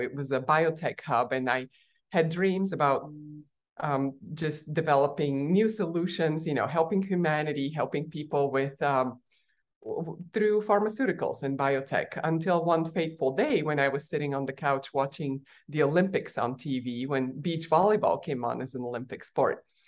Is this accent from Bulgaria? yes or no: yes; Bulgaria; moved away; I was born in Bulgaria while it was still a communist country, tiny little country